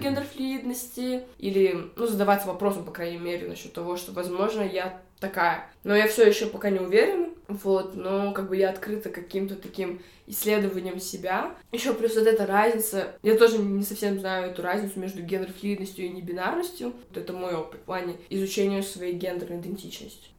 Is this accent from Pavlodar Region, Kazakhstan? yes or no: no; Almaty, Kazakhstan; родом из Алматы, Казахстана.